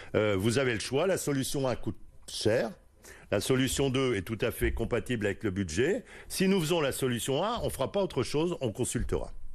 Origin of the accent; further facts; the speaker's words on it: Lille, Hauts-de-France, France; je suis né à Lille. J'ai fait mes études à Lille. Je suis allé à l'école primaire à Lille